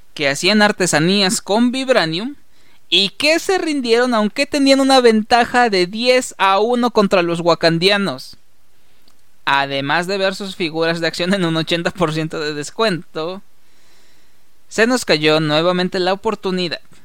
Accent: Mexico; como mexicanos

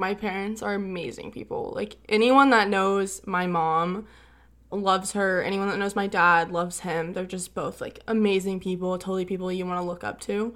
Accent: California, United States; born or raised there; also born or lived in Fort Worth, Texas

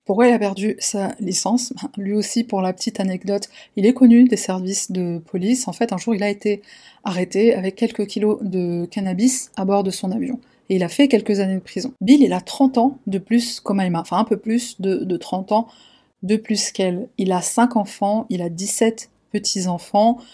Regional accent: France; en tant que Français, en tant qu'Européens

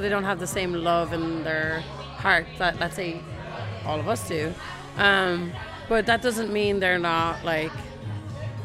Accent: Ireland; now in San Francisco, United States; I'm Irish

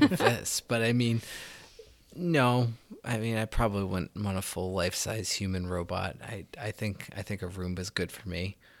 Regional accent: United States; I as an American

